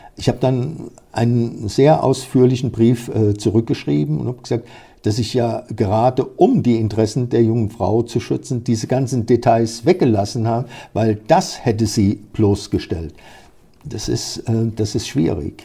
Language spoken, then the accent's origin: German; near Kaiserslautern, Rhineland-Palatinate, Germany; moved away; Ich stamme aus der Pfalz, aus der Nähe von Kaiserslautern